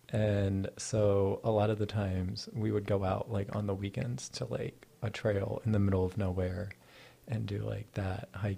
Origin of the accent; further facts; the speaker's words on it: Dayton, Ohio, United States; I'm from right outside of Dayton, Ohio.